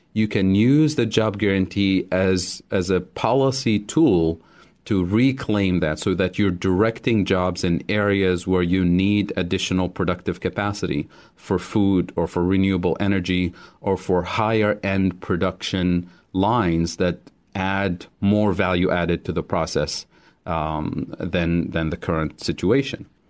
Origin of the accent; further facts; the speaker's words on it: Tunisia; moved away as an adult; I grew up in Tunisia